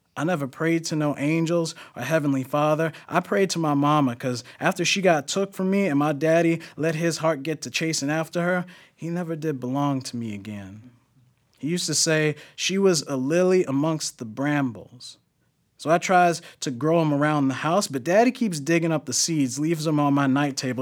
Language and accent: English; New York, United States; I'm also from New York